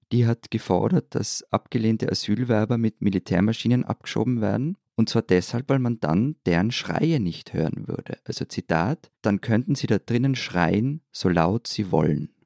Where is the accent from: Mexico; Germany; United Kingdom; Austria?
Austria; bei uns in Österreich